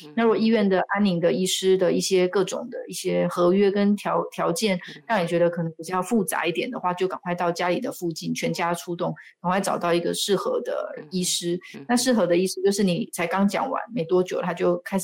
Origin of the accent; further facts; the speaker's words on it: Taiwan; 我们台湾人很喜欢把吃吃饱当成幸福